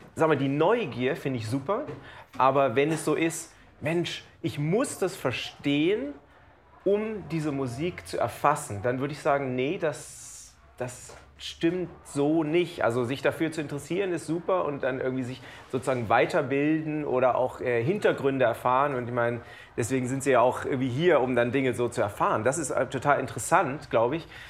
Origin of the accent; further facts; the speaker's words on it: Lower Saxony, Germany; also born or lived in New York; now in Cologne, Germany; Ich bin ja in Niedersachsen auf dem Dorf groß geworden